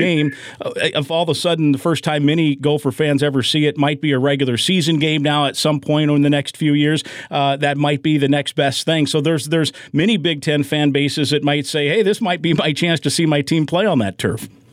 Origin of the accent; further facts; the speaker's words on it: Iowa, United States; I, I, grew up in the state of Iowa.